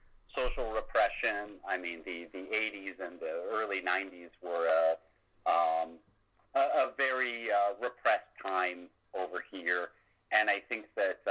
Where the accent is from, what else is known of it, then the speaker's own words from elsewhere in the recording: United States; as an American